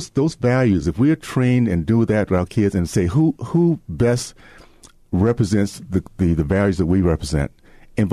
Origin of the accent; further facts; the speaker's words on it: Deep South, United States; when I was growing up in the Deep South